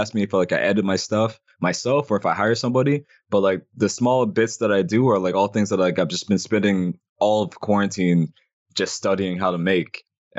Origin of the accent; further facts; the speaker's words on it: Canada; So like the same way that like we're both Canadian, I like to support like the like people from like the city